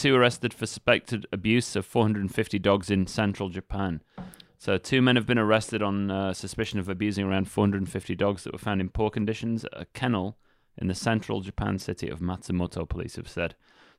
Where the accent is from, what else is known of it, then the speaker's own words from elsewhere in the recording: England, United Kingdom; I mean, I'm from England, right? A dog-loving country.